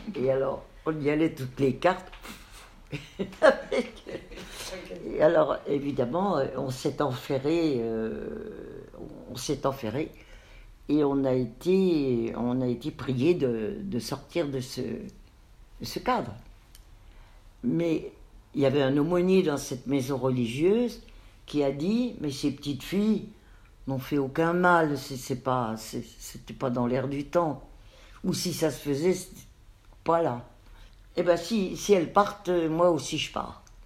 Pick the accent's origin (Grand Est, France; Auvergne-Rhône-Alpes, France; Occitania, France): Grand Est, France; Nancy; also born or lived in Metz; nous avons quitté Metz avec maman et mes trois frères pour venir nous installer à Nancy